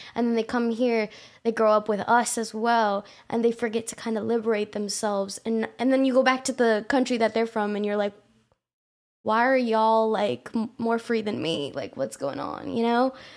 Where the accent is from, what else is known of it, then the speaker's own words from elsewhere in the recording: Houston, Texas, United States; I was born in Houston, you know, H-Town